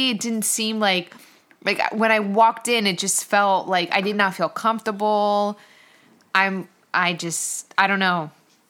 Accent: Blairstown, New Jersey, United States; I'm actually from the country and I had cows in my backyard. We had acres and acres of land that I grew up on

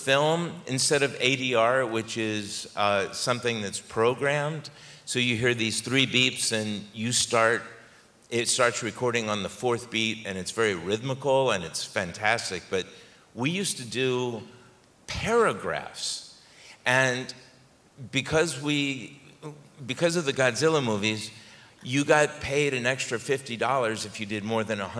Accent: New York, United States; I grew up in New York

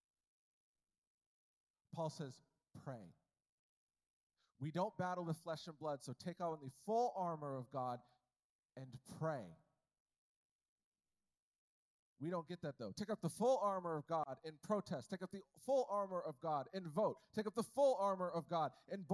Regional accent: United States; I was born in America

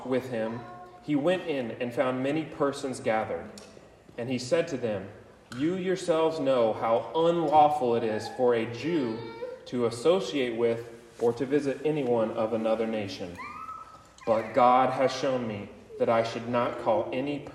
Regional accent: United States; We are American.

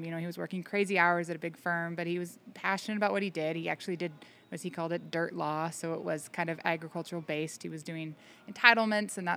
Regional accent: Menlo Park, California, United States; moved away as an adult; also born or lived in Virginia; now in Fort Jones, United States; I grew up in Menlo Park, California, which is now pretty much the heart of Silicon Valley

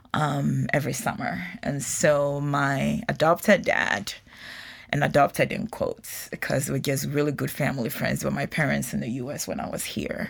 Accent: Ghana; moved away as an adult; now in United States; having been born and raised in Ghana

